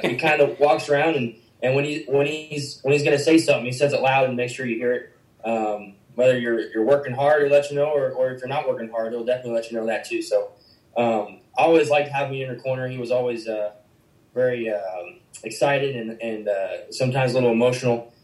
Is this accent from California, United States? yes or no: no; Winfield, Kansas, United States; I grew up in Winfield wrestling at the Winfield Wrestling Club